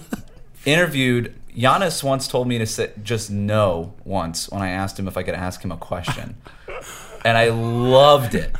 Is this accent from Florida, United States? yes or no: yes; Coral Springs, Florida, United States; I tell them Coral Springs, Florida